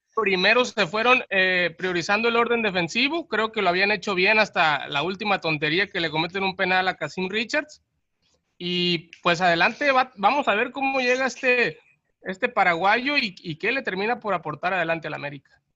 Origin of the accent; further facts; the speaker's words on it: Mexico; así somos los mexicanos